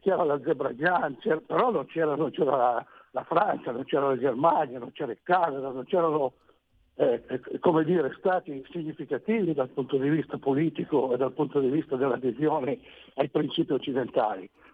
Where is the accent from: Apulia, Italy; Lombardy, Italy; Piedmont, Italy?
Piedmont, Italy; Romagnano Sesia; Io sono di Romagnano Siesia